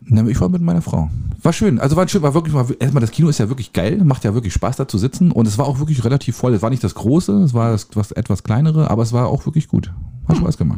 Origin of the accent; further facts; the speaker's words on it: Germany; als Deutscher